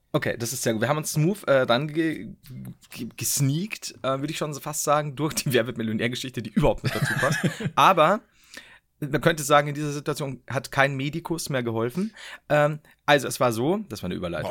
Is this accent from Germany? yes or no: yes; Bavaria, Germany; bei uns in Bayern